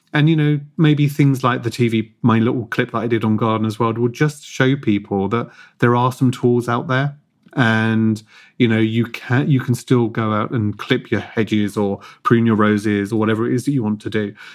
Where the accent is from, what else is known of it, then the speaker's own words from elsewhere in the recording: Hove, South East England, United Kingdom; I grew up in Hove, just outside of Brighton, in an apartment.